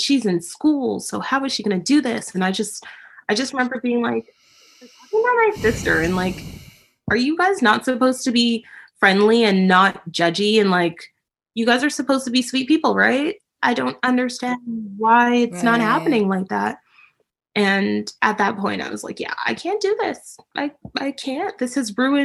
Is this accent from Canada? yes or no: yes; Toronto, Ontario, Canada; I'm in Canada. I was born and raised in Toronto, Ontario, Canada